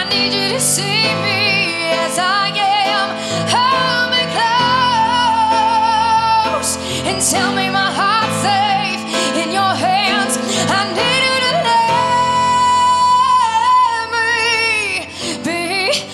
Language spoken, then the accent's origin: English; Castile, New York, United States; originally I'm from Castile, New York. It's a small town outside of Buffalo